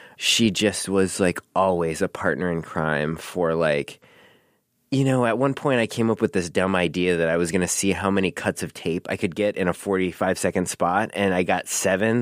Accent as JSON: {"language": "English", "town": "Milwaukee", "region": "Wisconsin", "country": "United States", "tie": "born or raised there", "moved": "as an adult", "lives_now": "Chicago, United States", "said": "I grew up in Milwaukee"}